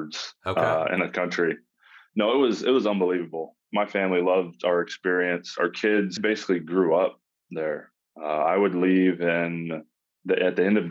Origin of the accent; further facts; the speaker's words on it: Indiana, United States; Born and raised in Indiana